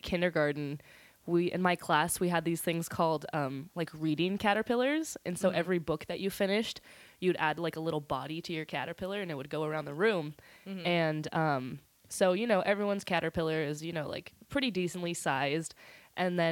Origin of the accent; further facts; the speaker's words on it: Santa Cruz, California, United States; also born or lived in Salina, Kansas / Scotts Valley / Live Oak / Aptos; when I was about 4, my family, we moved to Santa Cruz. And so I've been here ever since I was 4 or 5. So, I mean, technically I grew up here, but I was born in Kansas